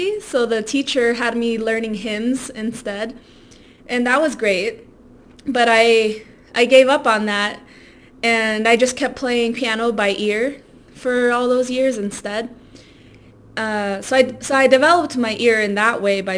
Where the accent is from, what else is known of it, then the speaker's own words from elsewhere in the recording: Silver Spring, Maryland, United States; first language Spanish; English is a second language; moved away as an adult; also born or lived in Baltimore; now in Colorado, United States; I was born in Silver Spring and then I just stayed there until it was time to go to college and I moved to Baltimore